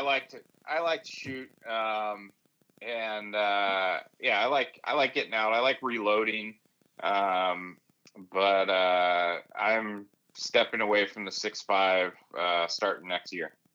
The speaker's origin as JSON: {"language": "English", "area": "the Sierra / Eastern Sierras", "region": "California", "country": "United States", "tie": "born or raised there", "moved": "as an adult", "said": "I grew up in the Sierra, you know, camping and uh, backpacking in the Eastern Sierras"}